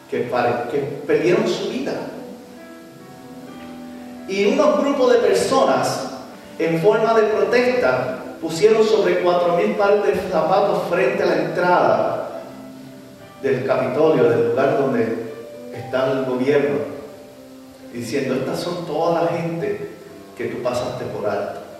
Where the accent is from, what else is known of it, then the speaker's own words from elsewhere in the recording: Puerto Rico; mi país, Puerto Rico